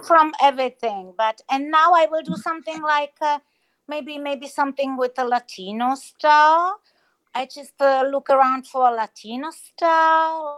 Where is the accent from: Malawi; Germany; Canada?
Germany; English is a second language; also born or lived in Czech Republic; now in Spain; I grew up in Germany